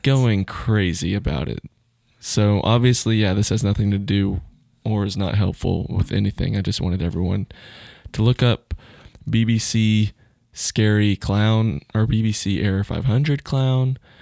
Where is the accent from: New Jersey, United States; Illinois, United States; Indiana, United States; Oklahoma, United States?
Oklahoma, United States; Duncan; I grew up in Duncan